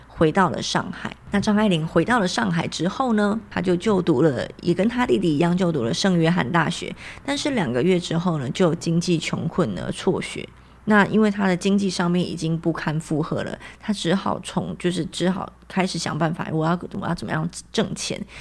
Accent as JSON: {"language": "Chinese", "country": "Taiwan", "said": "我们台湾人"}